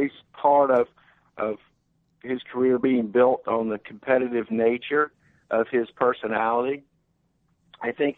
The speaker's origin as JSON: {"language": "English", "town": "Mobile", "region": "Alabama", "country": "United States", "tie": "born or raised there", "also_born_or_lived": "Baltimore / Cleveland", "said": "I came back to my hometown of Mobile to become the executive director"}